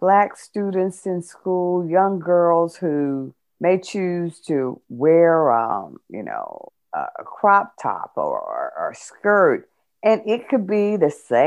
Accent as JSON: {"language": "English", "country": "United States", "said": "we as African American women"}